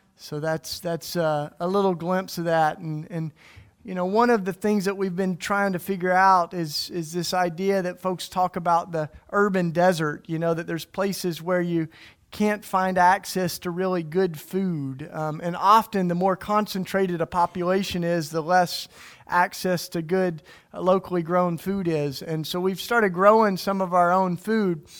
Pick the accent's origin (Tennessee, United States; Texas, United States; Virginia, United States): Tennessee, United States; East; now in Philadelphia, United States; I grew up in the church, and I grew up in East Tennessee.